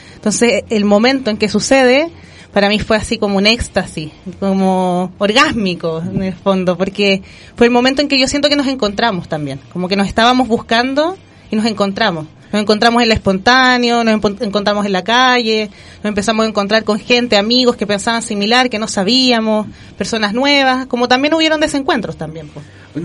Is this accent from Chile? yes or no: yes; Chile; como pueblo chileno